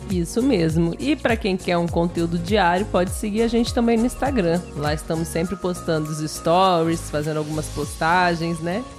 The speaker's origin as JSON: {"language": "Portuguese", "country": "Brazil", "also_born_or_lived": "Southeast Brazil", "said": "Nós que somos brasileiros"}